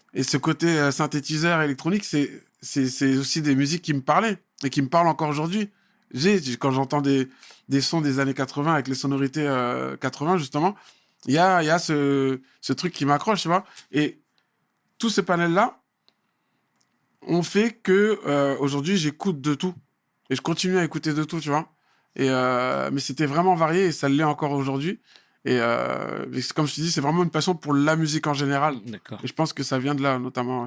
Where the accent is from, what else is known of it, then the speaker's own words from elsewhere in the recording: Saint-Brice-sous-Forêt, Île-de-France, France; also born or lived in Paris; je suis né à Paris en 74 et direct après, on, est venu, on a débarqué à, à Saint-Brice à saint brice ce qui fait que j'ai fait euh, plus de 27 ans, en... 27 ans à saint brice Et euh, donc j'ai grandi